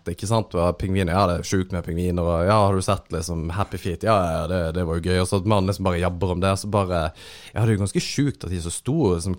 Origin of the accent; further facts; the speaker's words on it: Kristiansand, Agder, Norway; now in Helgeland, Norway; Jeg er tilflytteren fra Kristiansand, som er flytta til Helgeland.